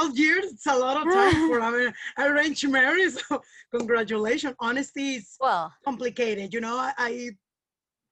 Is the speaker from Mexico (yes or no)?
yes; Mexico; I'm Mexican